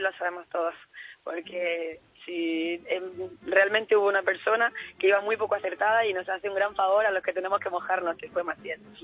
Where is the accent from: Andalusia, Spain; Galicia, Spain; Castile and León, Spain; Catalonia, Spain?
Andalusia, Spain; Almuñécar; Almuñécar, que es del pueblo de donde yo soy